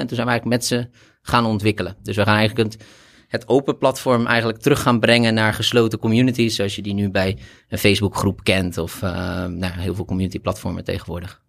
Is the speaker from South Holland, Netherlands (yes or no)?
yes; Rotterdam, South Holland, Netherlands; also born or lived in Delft; ik kom oorspronkelijk wel meer uit Rotterdam, maar heb gestudeerd in Delft